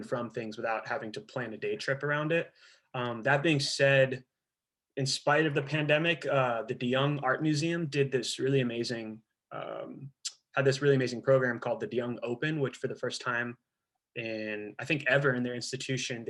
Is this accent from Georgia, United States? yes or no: yes; Georgia, United States; moved away as an adult; also born or lived in Haifa, Israel / Baltimore, Maryland / Philadelphia; now in Palo Alto, United States; So I was born in Israel, Haifa, Israel, and moved when I was 3 and some change to Georgia. I grew up in Georgia